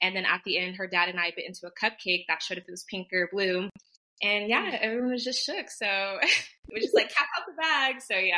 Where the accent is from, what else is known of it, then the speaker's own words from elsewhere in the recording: Phoenix, Arizona, United States; I am from Phoenix.